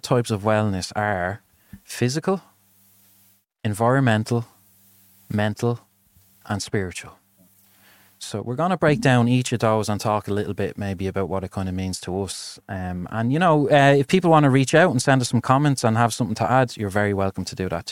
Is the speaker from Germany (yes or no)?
no; Ireland; growing up in Ireland